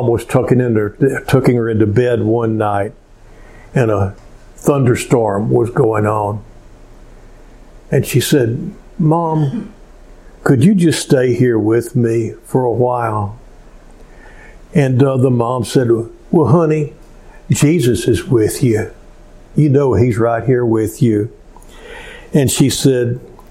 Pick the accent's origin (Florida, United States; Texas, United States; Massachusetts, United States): Texas, United States; Cleveland; also born or lived in Spring, Texas; my hometown of Cleveland